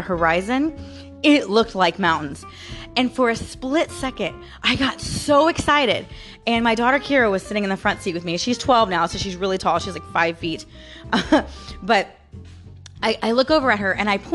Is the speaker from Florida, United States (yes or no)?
yes; St. Petersburg, Florida, United States; I was born and raised in Florida, right? I was born in St. Petersburg. I've lived in Florida my entire life